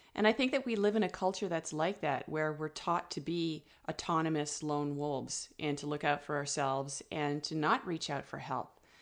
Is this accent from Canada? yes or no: yes; Ottawa, Ontario, Canada; moved away as an adult; also born or lived in north of Vancouver, British Columbia; now in British Columbia, Canada; I'm originally from Ottawa